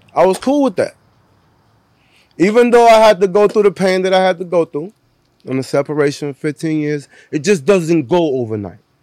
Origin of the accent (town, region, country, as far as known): Cleveland, Ohio, United States; born or raised there; moved away; also born or lived in Puerto Rico / Florida